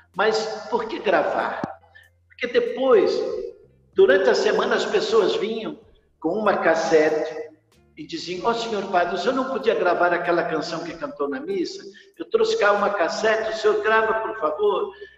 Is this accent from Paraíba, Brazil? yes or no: no; Rio de Janeiro, Brazil; eu sou carioca